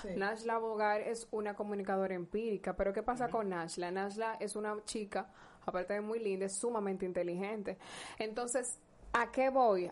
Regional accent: La Romana, Dominican Republic; soy de la Romana y soy dominicana

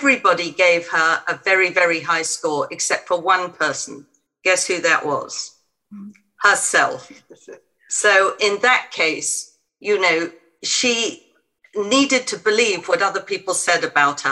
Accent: England, United Kingdom; being English

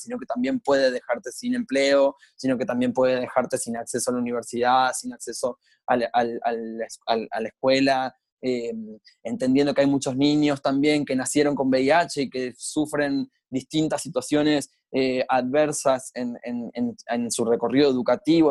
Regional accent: Buenos Aires, Argentina; soy de Argentina, de Buenos Aires

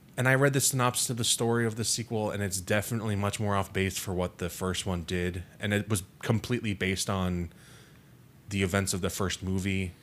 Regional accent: United States; being American citizens

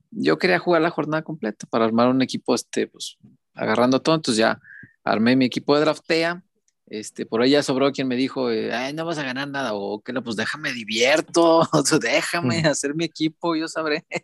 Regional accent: Mexico; yo soy de la Morelos, que le decíamos Colombia Morelos

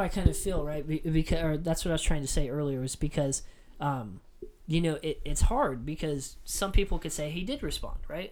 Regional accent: United States; an american citizen

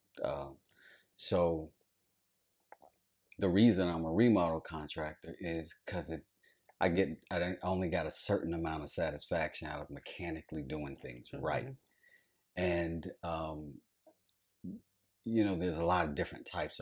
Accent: High Point, North Carolina, United States; now in Atlanta, United States; I'm from High Point, North Carolina

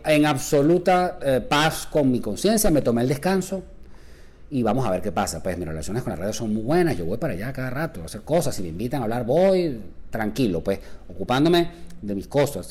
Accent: Caracas, Capital District, Venezuela; mi patria chica es Caracas.

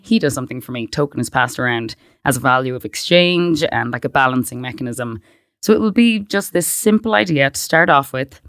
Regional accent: Westport, Connacht, Ireland; moved away as an adult; I grew up in Westport, which, for anyone that doesn't know, it's a kind of a big town.

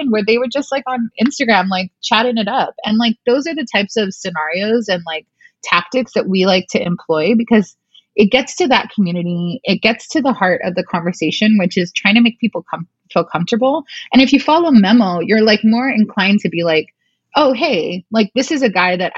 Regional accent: Glendale, California, United States; I grew up in Glendale and Outwater

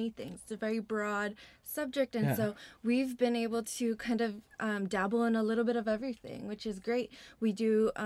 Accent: Honolulu, Hawaii, United States; I come from Honolulu, Hawaii

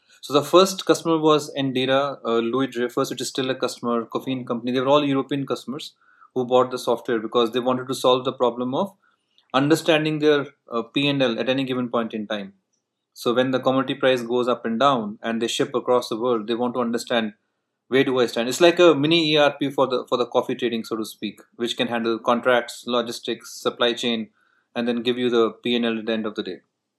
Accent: North India, India; In fact, I'm from North India.

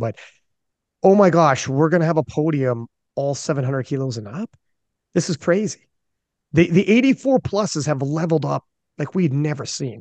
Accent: Canada; I'm Canadian

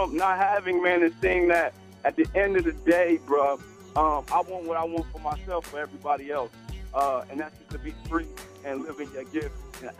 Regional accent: Dayton, Ohio, United States; I'm a kid from Dayton, Ohio.

